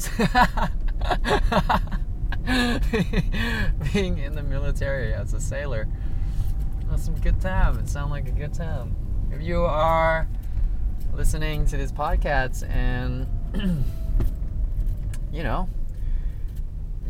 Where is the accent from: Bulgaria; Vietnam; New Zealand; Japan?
Vietnam; moved away; I'm from Vietnam